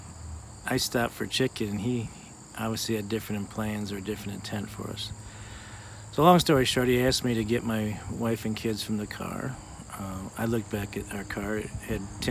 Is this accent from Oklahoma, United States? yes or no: no; Benton Harbor, Michigan, United States; also born or lived in South Haven, Michigan / Bridgman, Michigan; born and raised in Benton Harbor, short stint in South Haven, and graduated from high school and grade school from Bridgman